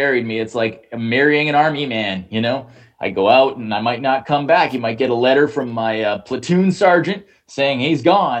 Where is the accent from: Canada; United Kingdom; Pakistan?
Canada; I'm proudly Canadian, and I represent it all the time.